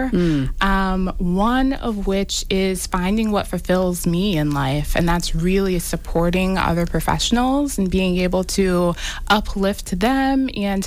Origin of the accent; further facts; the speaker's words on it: Everett, Massachusetts, United States; also born or lived in Lynn, Massachusetts; I live in Lynn, and I grew up in Everett, always in the New England area.